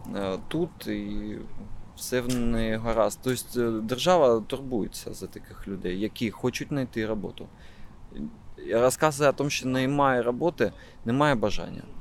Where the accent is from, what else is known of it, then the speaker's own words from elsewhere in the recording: Kharkiv, Kharkiv Oblast, Ukraine; я харків'янин